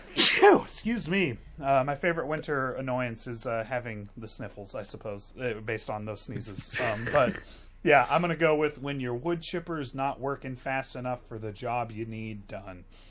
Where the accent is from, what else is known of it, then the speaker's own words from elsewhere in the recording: the South, United States; I'm from the South